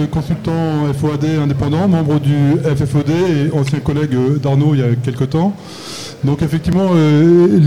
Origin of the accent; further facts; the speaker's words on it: Belgium; je suis belge, donc je, je suis extraterritorial.